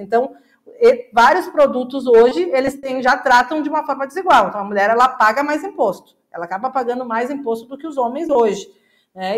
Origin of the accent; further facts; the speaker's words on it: Caxias do Sul, Rio Grande do Sul, Brazil; Eu sou de Caxias do Sul, na, na cidade industrial